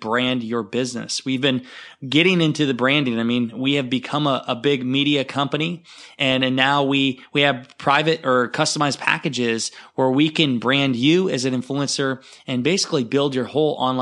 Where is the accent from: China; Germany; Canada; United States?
United States; Iowa; fellow Iowans